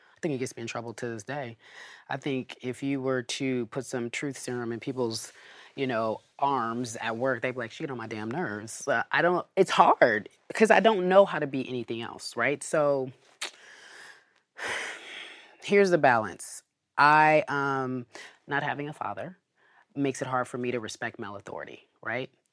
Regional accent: Pasadena, California, United States; So, we moved to Pasadena after, you know, a little bit of rigmarole, and then I grew up in Pasadena

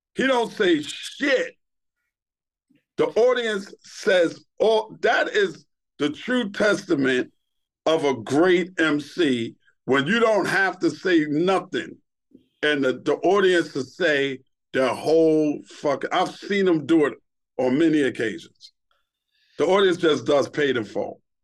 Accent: New York City, New York, United States; born or raised there; also born or lived in Brooklyn

